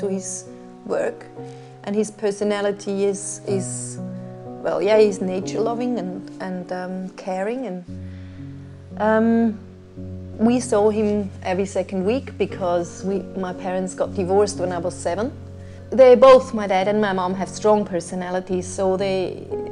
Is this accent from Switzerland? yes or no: yes; Winterthur, Zurich, Switzerland; English is a second language; moved away as an adult; also born or lived in United States; now in Western Australia, Australia; I'm from Switzerland. I was born in Winterthur, which is a town a bit outside of Zurich